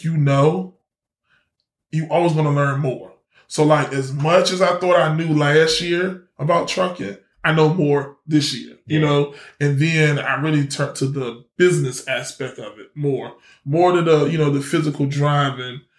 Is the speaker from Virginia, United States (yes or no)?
yes; Norfolk, Virginia, United States; accent: little country twang; I'm from Norfolk. And here we don't say Norfolk with an O. We put an A on it. I'm from Norfolk, Virginia.